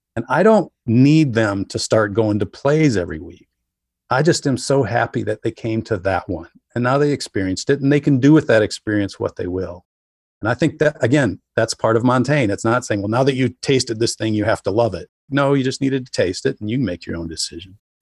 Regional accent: rural Wisconsin, United States; I wrote a book called Population 485, which was about being on the fire department in my hometown

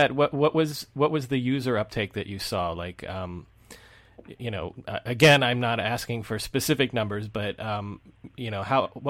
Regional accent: New York, United States; So as a New Yorker myself, I'm curious to know what was the startup scene or the tech scene like in New York City?

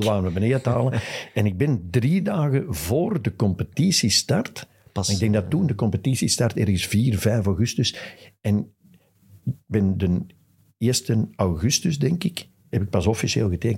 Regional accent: Westmalle, Flanders, Belgium; Ik ben van Westmalle

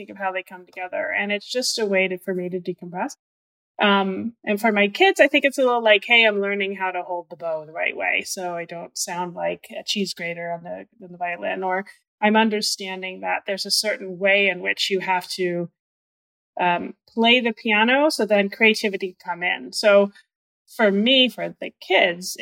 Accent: Northeast, United States; moved away; I'm from the Northeast.

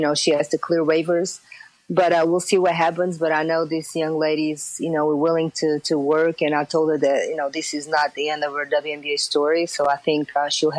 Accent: Portugal; moved away as an adult; growing up in Portugal, in a very small city, it's a small country that is basically soccer dominated

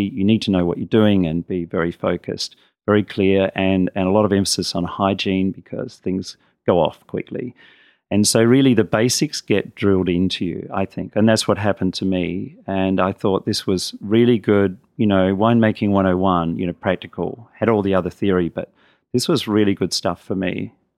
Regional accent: Adelaide, South Australia, Australia; I grew up in Adelaide

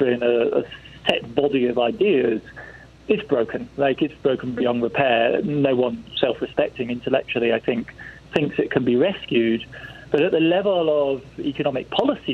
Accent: England, United Kingdom; accent: English; moved away; you can tell from my accent I'm born English

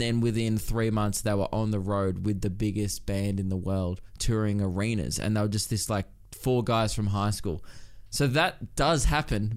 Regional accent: Melbourne, Victoria, Australia; I grew up in Melbourne

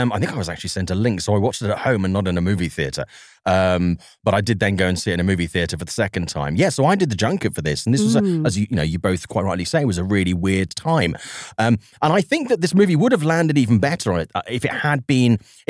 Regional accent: Swansea, Wales, United Kingdom; accent: Welsh; he made a movie in Swansea, my hometown.

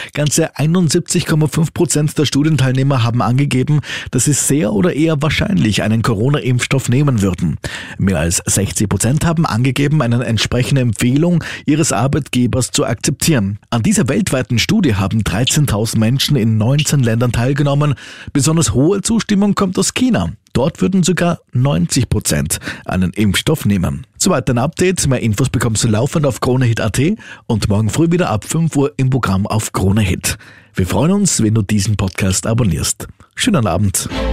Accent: Austria; bei uns in Österreich

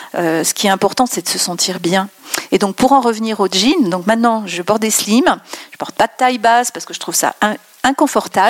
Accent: France; also born or lived in Besançon; quand on dit qu'on est française

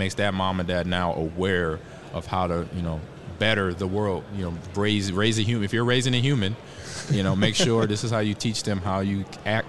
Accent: Omaha, Nebraska, United States; even though this is not my hometown, but it kind of is because I grew up in Omaha.

